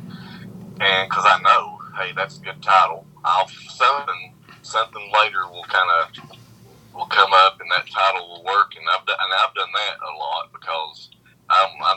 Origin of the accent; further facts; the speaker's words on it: Pikeville, Kentucky, United States; also born or lived in Lexington, Kentucky / Berea, Kentucky; I was born in Pikeville. I've lived here all my life